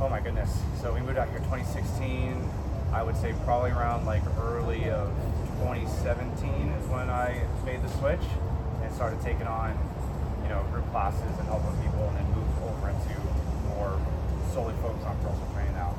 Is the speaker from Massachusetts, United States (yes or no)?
no; Sacramento, California, United States; moved away as an adult; also born or lived in Arizona; now in Jupiter, United States; I'm actually originally from Sacramento, California